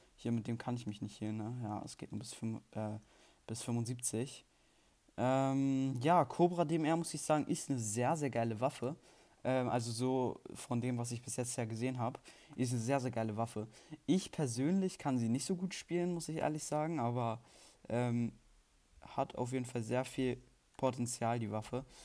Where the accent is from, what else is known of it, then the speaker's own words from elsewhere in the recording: Germany; Ich bin Deutscher und Schweizer Staatsbürger